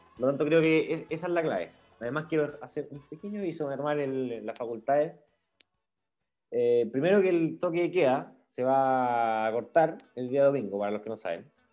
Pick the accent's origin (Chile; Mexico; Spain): Chile; tenemos como chilenos